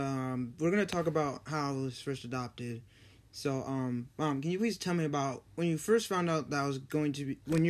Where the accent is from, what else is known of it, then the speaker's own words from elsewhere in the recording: Kalamazoo, Michigan, United States; also born or lived in Muskegon; I was born in Kalamazoo.